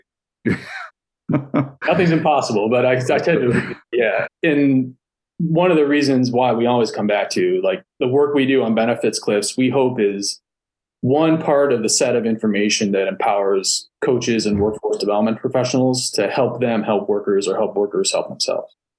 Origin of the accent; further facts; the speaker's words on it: South Florida, United States; I went to University of Florida because I'm from South Florida